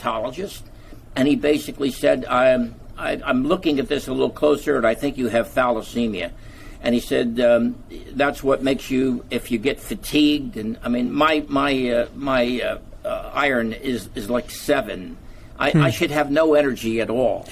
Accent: Easton, Pennsylvania, United States; I was born in Easton, Pennsylvania, and in Easton we had a very prominent chiropractor who had a beautiful office on the corner of 9th and Northampton Street in Easton, Pennsylvania, and our high school was at 12th and Northampton Street.

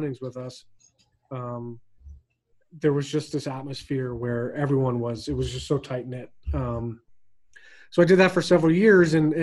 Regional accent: not far from Boston, Massachusetts, United States; moved away as an adult; I was born in Massachusetts, not far from Boston. Grew up, raised there for through high school

